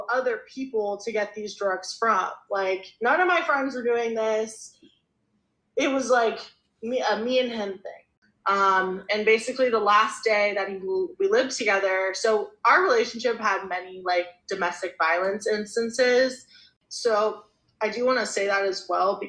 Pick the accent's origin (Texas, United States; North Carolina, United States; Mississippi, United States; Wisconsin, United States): North Carolina, United States; Charlotte; I grew up in Charlotte, North Carolina